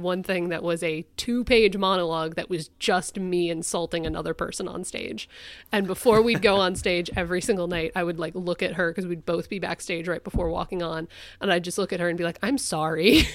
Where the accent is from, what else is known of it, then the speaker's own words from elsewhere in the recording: Connecticut, United States; my home state